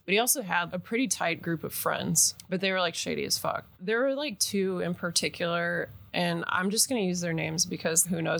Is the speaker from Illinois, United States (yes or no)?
yes; Chicago, Illinois, United States; I'm from Chicago. And depending on, you know, the context, it was like, I grew up at the South Side, which is like the rough part of Chicago.